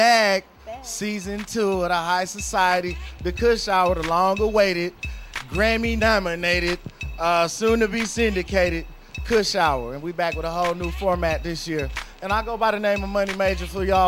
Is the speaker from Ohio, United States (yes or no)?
no; Huntsville, Alabama, United States; I come from Huntsville, Alabama, and it's hard for a lot of us to get coverage out here